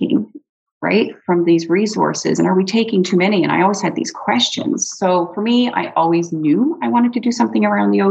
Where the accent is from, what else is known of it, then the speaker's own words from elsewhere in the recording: Newfoundland and Labrador, Canada; now in Campbell River, Canada; I grew up around fish. So I'm originally from Newfoundland